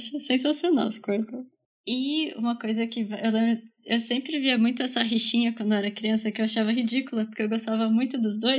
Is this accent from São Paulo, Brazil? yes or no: yes; Bauru, São Paulo, Brazil; eu cresci em Bauru também